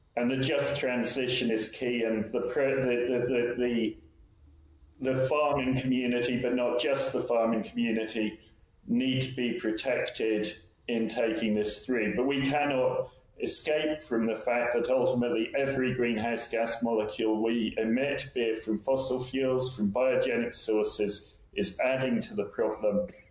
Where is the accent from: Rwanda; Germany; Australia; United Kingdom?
United Kingdom; England; also born or lived in Republic of Ireland; now in Ireland; I'm from England originally